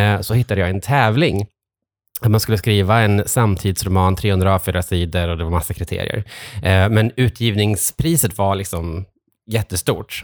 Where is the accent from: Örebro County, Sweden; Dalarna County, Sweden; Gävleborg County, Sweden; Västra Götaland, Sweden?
Västra Götaland, Sweden; Trollhättan; now in Stockholm, Sweden; sen har jag vuxit upp i Trollhättan, ganska nära här